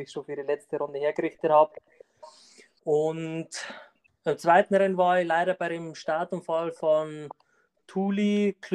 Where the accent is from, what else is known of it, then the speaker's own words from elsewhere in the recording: Landau an der Isar, Bavaria, Germany; Ich komme aus Landau an der Isar, und bin eigentlich im Straßenrennsport seit 2017 tätig.